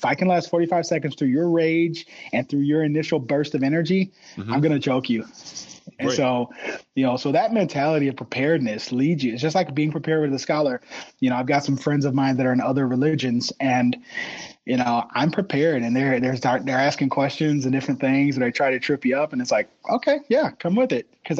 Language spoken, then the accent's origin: English; Gary, Indiana, United States; born there; But I was born in Gary, Indiana. That's that right there. I mean, that was the murder capital of the states at the time, if not the world. But born in Gary.